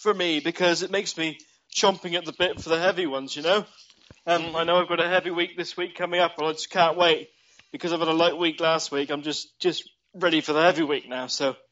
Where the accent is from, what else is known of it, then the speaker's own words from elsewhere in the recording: Chard, South West England, United Kingdom; in Chard Guildhall in Somerset, in my hometown.